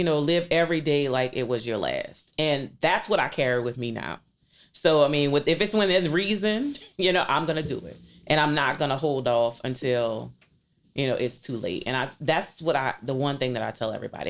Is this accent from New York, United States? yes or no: no; New Orleans, Louisiana, United States; I was born and raised in New Orleans East from nineteen seventy-nine